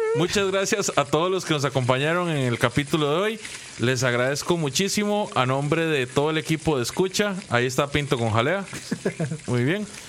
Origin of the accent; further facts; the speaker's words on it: Guápiles, Limón, Costa Rica; yo soy de Guapiles y antes ese lugar era muy, muy famoso